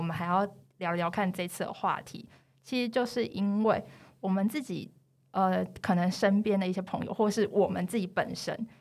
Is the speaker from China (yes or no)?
no; Taiwan; 一听到我们是台湾人